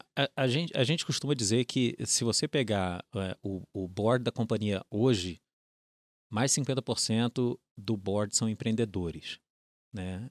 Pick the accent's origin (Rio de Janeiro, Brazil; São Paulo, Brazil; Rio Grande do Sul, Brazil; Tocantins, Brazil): Rio de Janeiro, Brazil; accent: carioca; acho que dá para pegar pelo sotaque. É, uhum. Sou carioca, é, fui nascido, criado na Urca, filho de militares